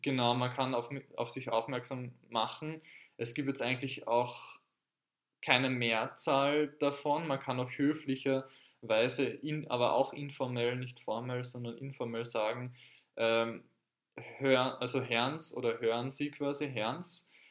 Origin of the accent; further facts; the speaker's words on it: Carinthia, Austria; now in Vienna, Austria; in Kärnten, wo ich aufgewachsen bin